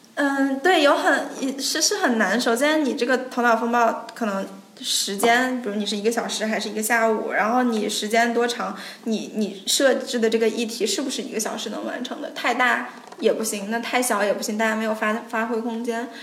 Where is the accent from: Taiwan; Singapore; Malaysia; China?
China; moved away as an adult; 我们中国人可能就聚个餐